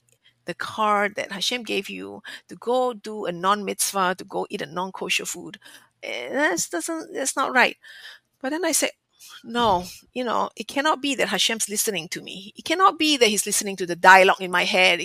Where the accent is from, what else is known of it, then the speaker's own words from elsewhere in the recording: Singapore; moved away; growing up in Asia, especially in Singapore, where food is a national pastime